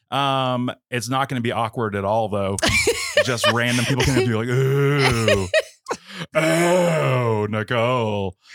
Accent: West Palm Beach, Florida, United States; I grew up in the West Palm Beach area

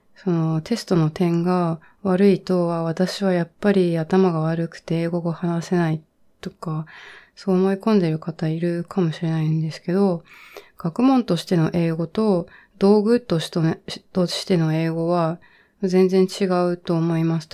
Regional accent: Japan; first language Japanese; also born or lived in China / United States / Leeds, United Kingdom; 私は日本で育って、小さい時ちょっと中国にも住んでたんですけど、基本日本で大学卒まで

